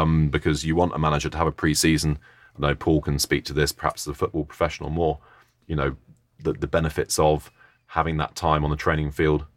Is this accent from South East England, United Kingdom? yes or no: yes; Oxford, South East England, United Kingdom; moved away; my hometown team, Oxford